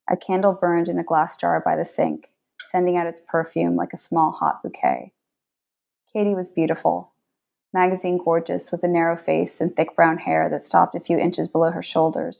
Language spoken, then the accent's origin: English; Boston, Massachusetts, United States; also born or lived in Bethesda; now in Washington, DC, United States; I'm from Boston